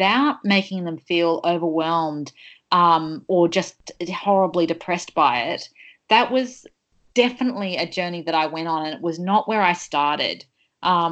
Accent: Sydney, New South Wales, Australia; I grew up on the Northern Beaches in the 90s

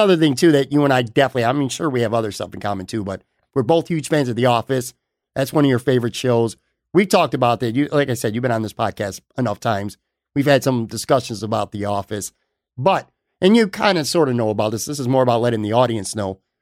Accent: Buffalo, New York, United States; I grew up on the West Side, and I would take a ride to Hurdle in Delaware

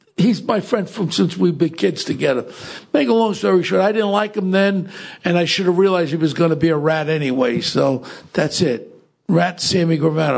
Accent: New York City, New York, United States; as a kid, I grew up in Ozone Park

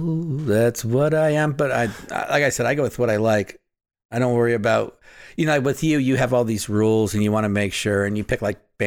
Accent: Phoenix, Arizona, United States; Again, I grew up in Phoenix, so we didn't really have alternative radio.

